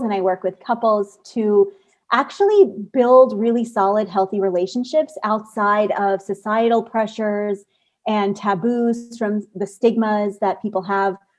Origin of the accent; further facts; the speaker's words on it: United States; a South Asian, growing up in America